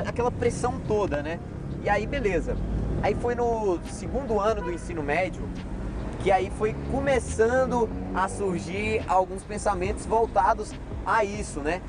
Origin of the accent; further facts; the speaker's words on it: Ceilândia, Federal District, Brazil; also born or lived in Planaltina; sempre cresci ali no, na Ceilândia